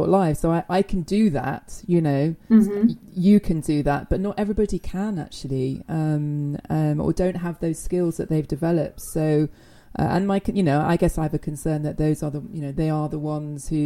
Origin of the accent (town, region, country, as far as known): United Kingdom